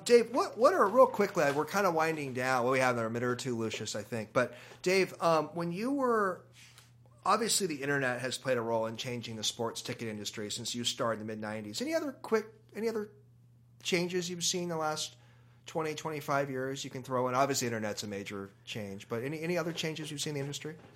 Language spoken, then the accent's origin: English; Seattle, Washington, United States; I remember growing up in Seattle, we both grew up in this town